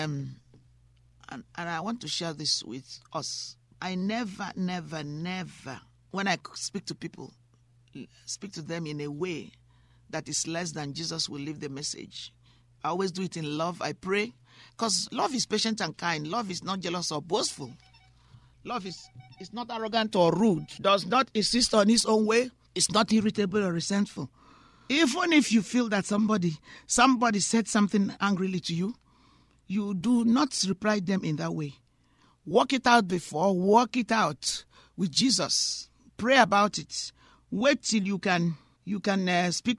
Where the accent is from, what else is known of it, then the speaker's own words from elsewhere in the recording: Nigeria; also born or lived in United Kingdom; now in United States; I was born in Nigeria. I'm also British